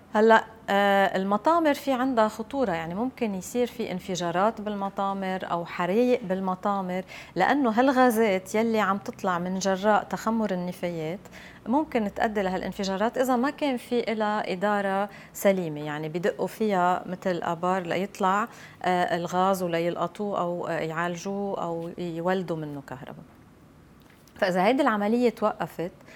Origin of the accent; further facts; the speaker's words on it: Lebanon; عندنا بلبنان